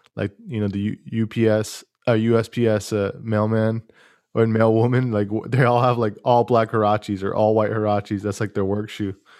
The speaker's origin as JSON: {"language": "English", "town": "Fresno", "region": "California", "country": "United States", "tie": "born or raised there", "said": "I grew up skateboarding in Fresno"}